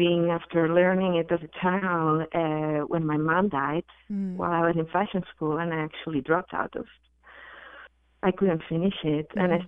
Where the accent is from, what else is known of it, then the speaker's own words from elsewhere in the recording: Barcelona, Catalonia, Spain; I'm from Spain. I'm from Barcelona